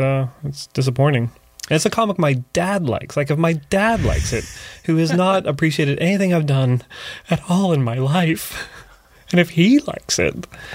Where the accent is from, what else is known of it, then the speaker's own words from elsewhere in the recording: Barrie, Ontario, Canada; now in Toronto, Canada; I mean, when I moved to Toronto, it was like 13, 14 years ago now.